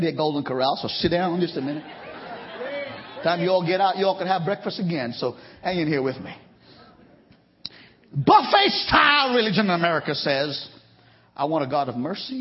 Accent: Trinidad & Tobago; also born or lived in India (ancestry); now in United States; Where I was born in Trinidad

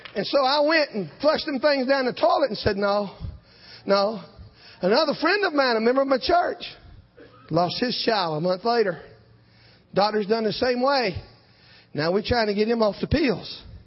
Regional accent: South Georgia, United States; I'm from South Georgia

